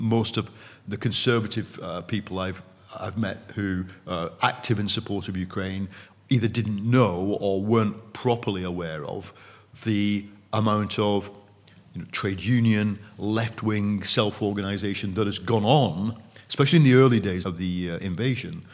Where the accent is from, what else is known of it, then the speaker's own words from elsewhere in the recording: United Kingdom; as a Brit